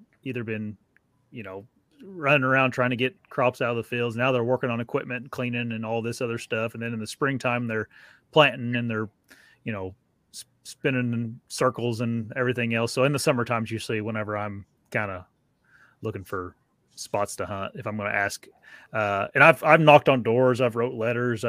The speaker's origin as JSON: {"language": "English", "town": "Wabash", "region": "Indiana", "country": "United States", "tie": "born or raised there", "moved": "yes", "said": "I grew up in Wabash"}